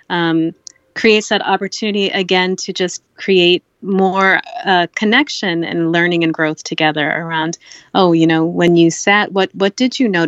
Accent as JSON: {"language": "English", "region": "Kerala", "country": "India", "tie": "born or raised there", "said": "Uh, I, growing up in Kerala"}